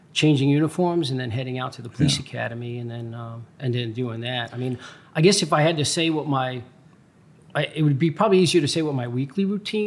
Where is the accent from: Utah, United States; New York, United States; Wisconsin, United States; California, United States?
New York, United States; New York City; moved away as an adult; also born or lived in Long Island, New York; now in Chicago, United States; I was born and raised in Brooklyn, New York